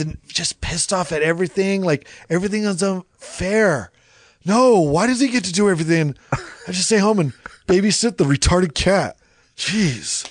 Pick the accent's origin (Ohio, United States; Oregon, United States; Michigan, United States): Oregon, United States; Salem; I grew up in Oregon. I grew up in this neighborhood.